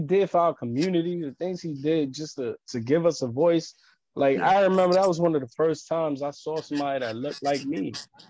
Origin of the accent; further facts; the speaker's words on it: New York City, New York, United States; I grew up in Harlem. Like, I grew up on 125th and Broadway. Like, that's, I grew up in the thick of Harlem. I live in Spanish Harlem.